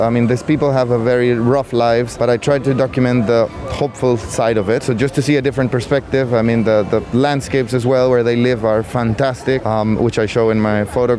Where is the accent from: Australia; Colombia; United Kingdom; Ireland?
Colombia; moved away; I'm from Colombia originally